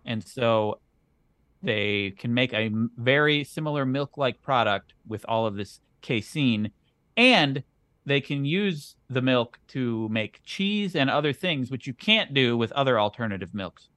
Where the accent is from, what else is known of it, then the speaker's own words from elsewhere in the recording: Wisconsin, United States; I am from Wisconsin